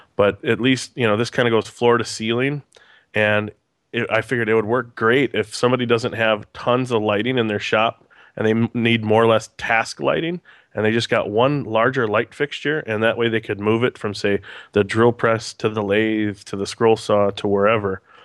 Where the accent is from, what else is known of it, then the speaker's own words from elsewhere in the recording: Green Bay, Wisconsin, United States; I'm a born and raised in Green Bay